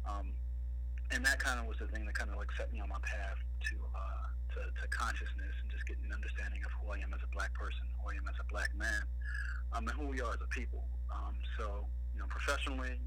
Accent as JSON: {"language": "English", "town": "Philadelphia", "region": "Pennsylvania", "country": "United States", "tie": "born or raised there", "said": "born and raised in North Philly"}